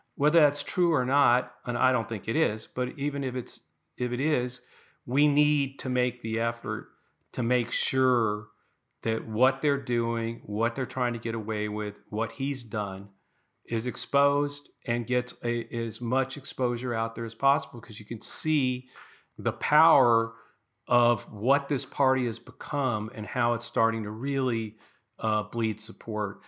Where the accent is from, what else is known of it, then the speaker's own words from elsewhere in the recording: Los Angeles, California, United States; moved away; also born or lived in East Coast; I grew up in Los Angeles